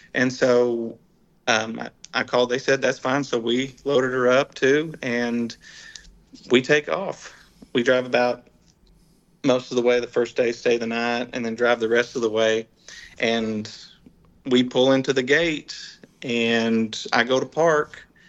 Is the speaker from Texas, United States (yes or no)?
yes; Dallas Fort Worth area, Texas, United States; we're from Texas.